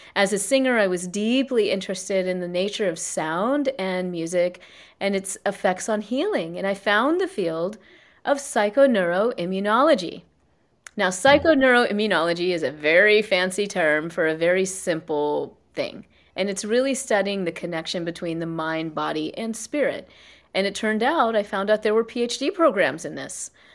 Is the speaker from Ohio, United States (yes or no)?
no; South Carolina, United States; I was born and raised in South Carolina in, you know, an East Indian Jan family.